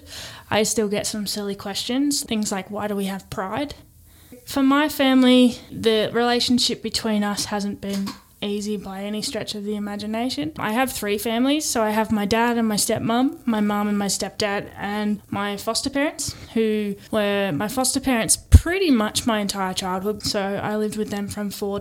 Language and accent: English; Stawell, Victoria, Australia; moved away as an adult; also born or lived in East Melbourne, Victoria; when I was growing up there